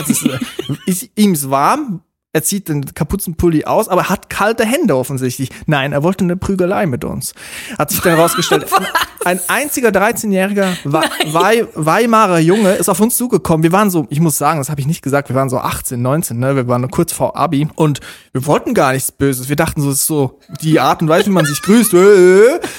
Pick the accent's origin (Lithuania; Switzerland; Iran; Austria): Switzerland; Zurich; Woher kommt ihr? Dann haben wir gesagt, Zürich. Ist das bei Bayern? Ja, so in der Nähe.